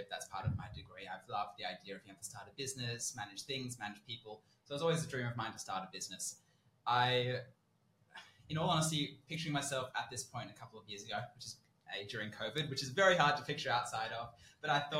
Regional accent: Sydney, New South Wales, Australia; So we're both born and bred in Sydney. We've lived here our entire lives.

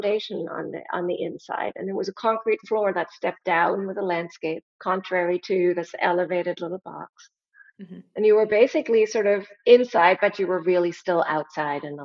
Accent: Germany; moved away as an adult; now in United States; I'm from Germany. I was born and raised there.

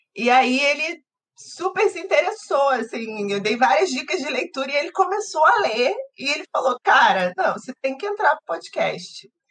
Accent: Rio de Janeiro, Brazil; Eu e o Orlando somos cariocas

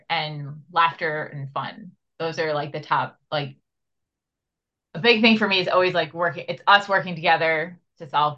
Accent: Long Island, New York, United States; I'm from New York in the US, not the city, Long Island

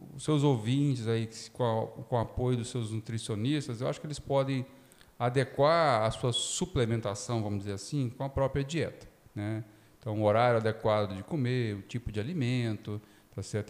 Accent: Espírito Santo, Brazil; moved away as an adult; also born or lived in São Paulo; Eu sou formado na Federal do Espírito Santo, onde minha família mora. E na, até o final da faculdade eu jogava voleibol, fui seleção estadual lá na época, juvenil

